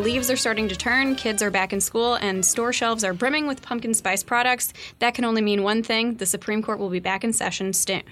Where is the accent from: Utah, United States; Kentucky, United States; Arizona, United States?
Kentucky, United States; my home state of Kentucky